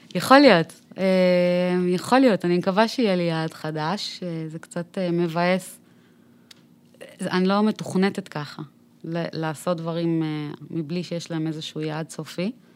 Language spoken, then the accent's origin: Hebrew; Tel Aviv, Tel Aviv District, Israel; also born or lived in Bat Yam; גדלתי בצפון תל אביב, בהדר יוסף